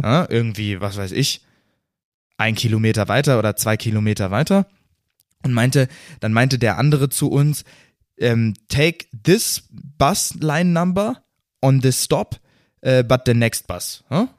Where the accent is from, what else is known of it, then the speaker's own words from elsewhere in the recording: Germany; als Deutscher